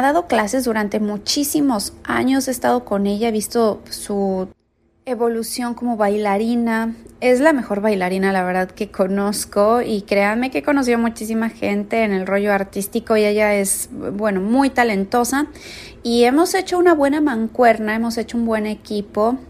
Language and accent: Spanish; Mexico; now in San Diego, United States; vivo en San Diego, California, soy mexicana